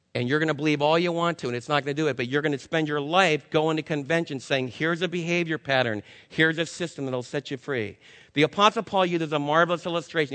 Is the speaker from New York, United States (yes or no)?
yes; New York, United States; I'm a New Yorker